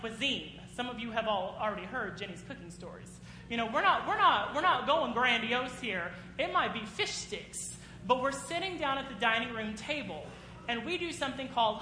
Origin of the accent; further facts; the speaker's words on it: United States; as American people